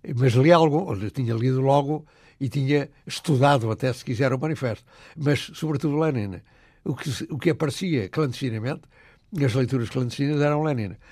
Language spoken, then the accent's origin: Portuguese; Murça, Norte, Portugal; o que me rodeava era a fome e a miséria do povo trabalhador da minha terra